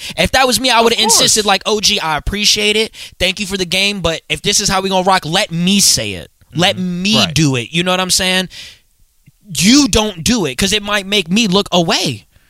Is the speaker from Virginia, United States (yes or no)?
yes; Virginia Beach, Virginia, United States; I'm from Virginia Beach.